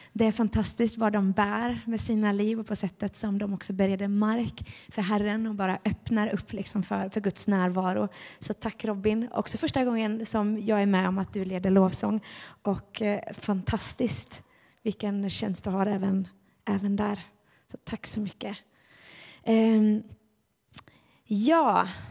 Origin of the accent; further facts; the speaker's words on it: Gothenburg, Västra Götaland, Sweden; Vi var med i Finska pingstkyrkan när jag var barn inne i Göteborg